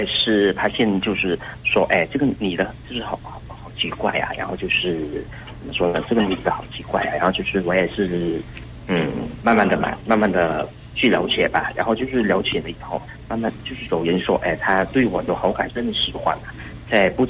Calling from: Hainan, China; 我是从海南那边打来的吧？

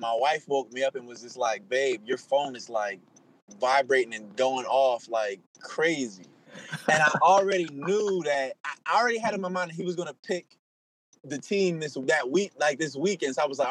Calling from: New Jersey, United States; I'm in New Jersey.

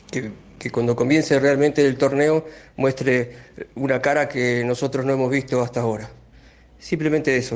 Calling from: Bernal, Buenos Aires Province, Argentina; Hola, buenas noches, Beto y a toda la audiencia de Vuelo en mí. Bueno … de Bernal.

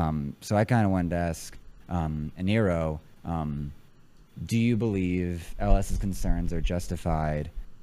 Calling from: Salt Lake City, Utah, United States; Out in Salt Lake.

